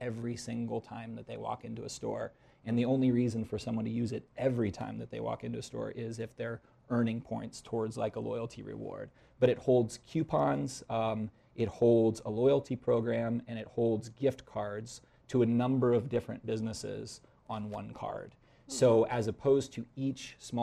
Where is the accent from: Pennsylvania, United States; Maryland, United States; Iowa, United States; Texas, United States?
Iowa, United States; moved away as an adult; also born or lived in Phoenix, Arizona; I grew up in Iowa, and I moved to Phoenix, Arizona. I was out there for about 12 years